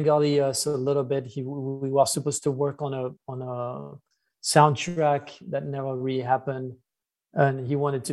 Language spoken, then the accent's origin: English; Versailles, Île-de-France, France; we grew up in Versailles